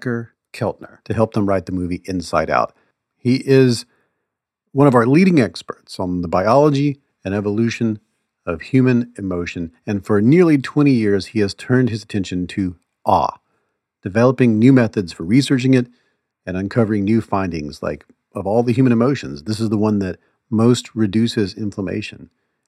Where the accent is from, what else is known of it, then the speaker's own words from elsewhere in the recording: Mississippi, United States; I grew up in the Deep South, I grew up in Mississippi